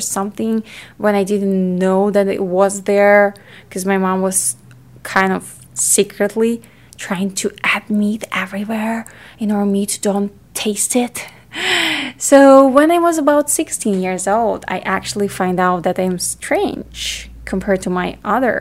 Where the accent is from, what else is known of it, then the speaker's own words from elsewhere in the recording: Ukraine; I grew up in Ukraine. It's in Europe